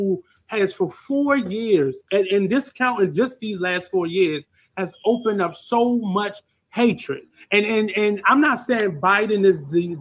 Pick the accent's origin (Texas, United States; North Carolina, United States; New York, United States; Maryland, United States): Maryland, United States; Baltimore; We both are from Baltimore